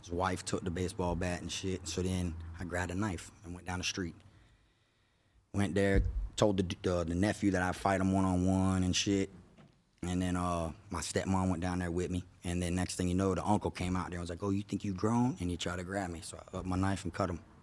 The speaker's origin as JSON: {"language": "English", "town": "Davie", "region": "Florida", "country": "United States", "tie": "born or raised there", "said": "I grew up in East Side Davie, which is in Florida"}